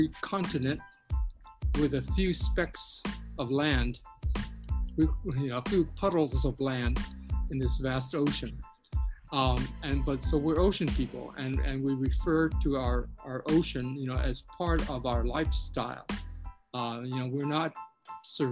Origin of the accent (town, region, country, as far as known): Hawaii, United States